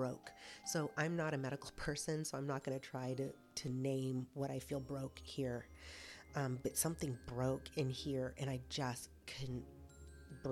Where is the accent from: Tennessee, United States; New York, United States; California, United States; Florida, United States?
California, United States; moved away; I'm originally from California